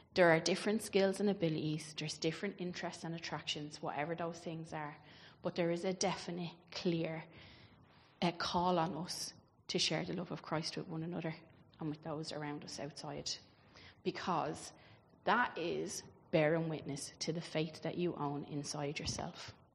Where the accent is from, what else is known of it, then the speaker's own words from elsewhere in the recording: Ireland; I grew up obviously in Catholic Ireland